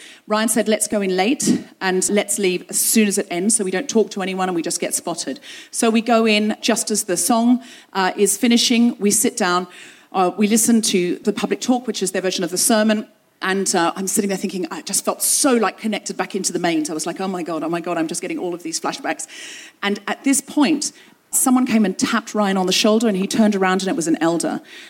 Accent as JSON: {"language": "English", "region": "London", "country": "United Kingdom", "said": "Where are you from? London. London, Ontario? No, London, London, England."}